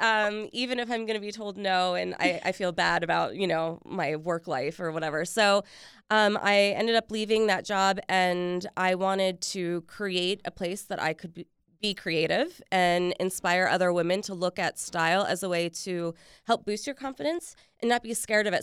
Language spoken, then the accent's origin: English; Richmond, Virginia, United States; now in Washington, D.C., United States; I was actually born here, but I grew up in Richmond